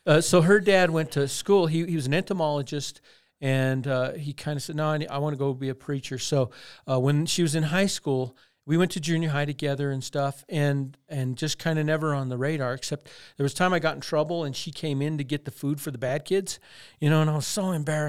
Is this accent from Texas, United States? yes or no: no; Crystal, Colorado, United States; I'm from Crystal, Colorado.